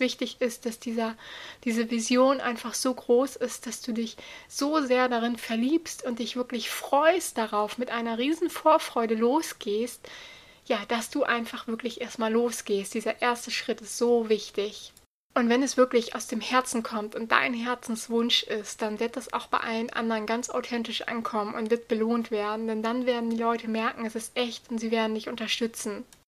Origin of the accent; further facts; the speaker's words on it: Buxtehude, Lower Saxony, Germany; bei uns in Buxtehude